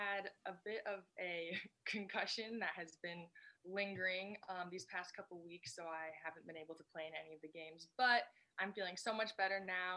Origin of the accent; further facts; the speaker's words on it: Bellevue, Washington, United States; now in Tacoma, United States; I'm from Bellevue, Newcastle